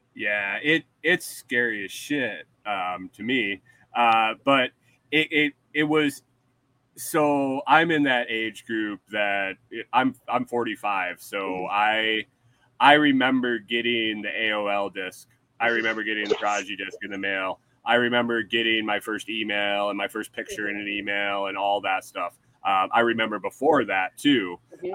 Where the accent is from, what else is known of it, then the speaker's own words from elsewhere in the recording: New York, United States; also born or lived in Minnesota; now in Texas, United States; I'm from New York